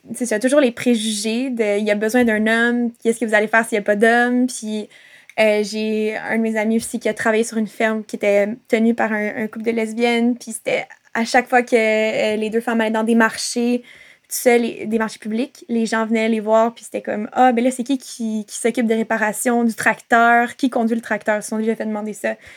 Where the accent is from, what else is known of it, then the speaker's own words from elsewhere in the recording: Montreal, Quebec, Canada; also born or lived in Gaspésie; now in Lennoxville, Canada; En ce moment, j'habite à Sherbrooke, euh, à Lennoxville, mais je suis née à Montréal, euh, même si je m'identifie plus comme gaspésienne parce que ça fait quelques années que je vis en Gaspésie.